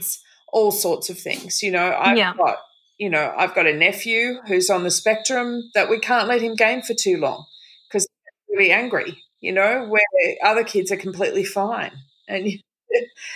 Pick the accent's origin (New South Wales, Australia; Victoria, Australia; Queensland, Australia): New South Wales, Australia; Byron Bay; also born or lived in Lennox Head; So I moved back home. I'm from Byron Bay